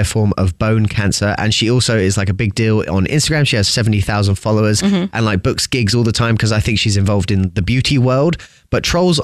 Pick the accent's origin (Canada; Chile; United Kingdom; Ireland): United Kingdom; England; moved away; I'm English